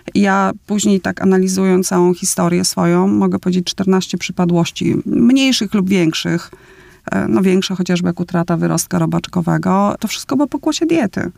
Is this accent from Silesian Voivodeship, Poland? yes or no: no; Opole, Opole Voivodeship, Poland; pochodzę z Opola, śląsko-polski